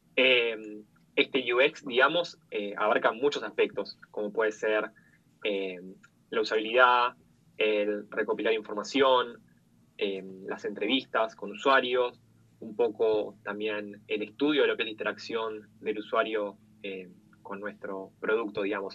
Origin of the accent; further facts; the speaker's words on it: Argentina; soy, bueno, de Argentina, tengo 26 años